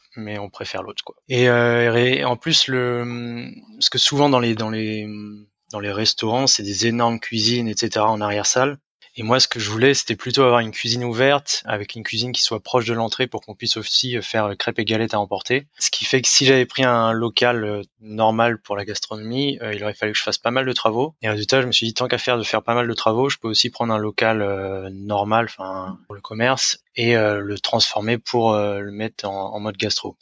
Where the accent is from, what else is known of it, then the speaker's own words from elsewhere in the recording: Rennes, Brittany, France; moved away as an adult; now in Düsseldorf, Germany; j'ai 31 ans, je viens de Rennes, et j'habite à Düsseldorf